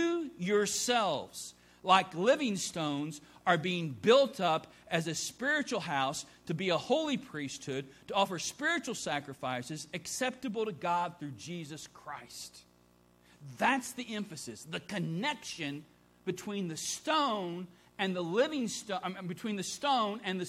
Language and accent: English; Midwest, United States; A Midwesterner. I grew up in the Midwest.